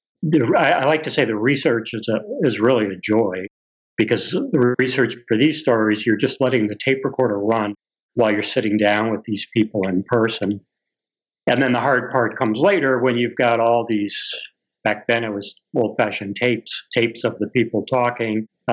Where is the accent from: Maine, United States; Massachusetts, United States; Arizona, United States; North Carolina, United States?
Massachusetts, United States; also born or lived in Florida / Vermont; I'm from Massachusetts.